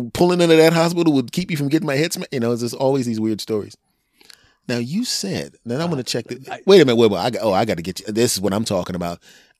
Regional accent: Cherry Hill, New Jersey, United States; "Cherry Hill, New Jersey." "I'm from Cherry Hill, New Jersey. You get to live tonight."

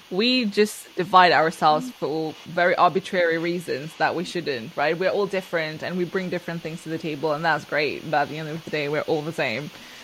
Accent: Mauritius; now in United Kingdom; So I grew up in Mauritius, but originally my ancestors are from India, but we can't retrace them.

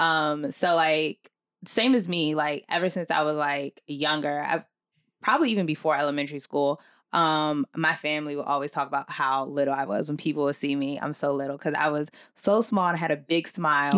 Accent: Nigeria; I'm Nigerian

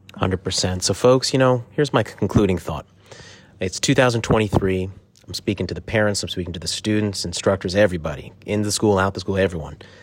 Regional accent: Silver Spring, Maryland, United States; we grew up in Silver Spring, Maryland

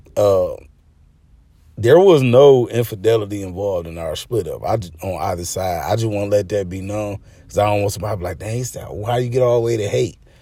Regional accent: Arkansas, United States; moved away; I'm originally from Arkansas

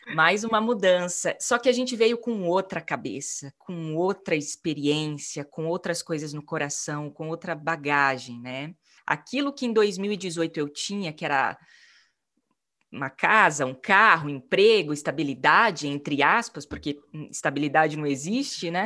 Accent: Maringá, Paraná, Brazil; moved away as an adult; also born or lived in São Paulo / Italy; saí de Maringá, minha cidade natal

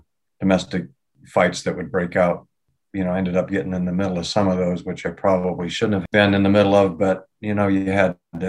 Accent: southeast of Seattle, Washington, United States; also born or lived in Detroit Lakes, Minnesota; I grew up in a family eventually of seven children, and obviously steel worker, blue collar neighborhood, southeast of Seattle, pretty tough neighborhood

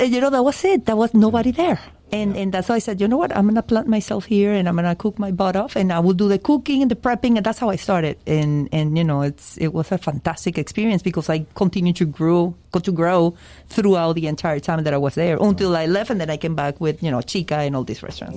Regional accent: Venezuela; moved away as an adult; now in Miami, United States; I was born in Venezuela and I moved uh, to this country very young, 20, 19, 20 years old.

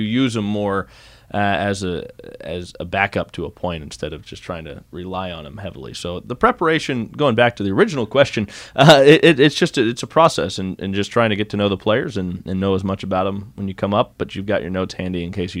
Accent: Davenport, Iowa, United States; I came from Davenport, Iowa, and I like Davenport, Iowa

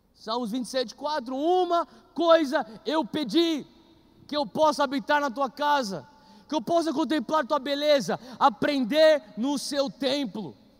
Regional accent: Brazil; a gente é brasileiro

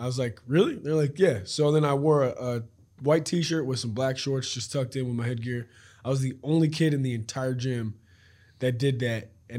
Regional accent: North Carolina, United States; born there; now in Raleigh, United States; And then was born outside of the Charlotte area. I've lived in Raleigh since 2013

